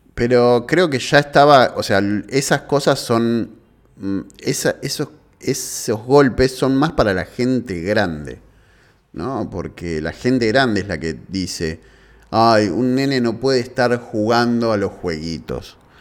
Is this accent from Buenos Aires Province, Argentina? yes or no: yes; Avellaneda, Buenos Aires Province, Argentina; soy de Avellaneda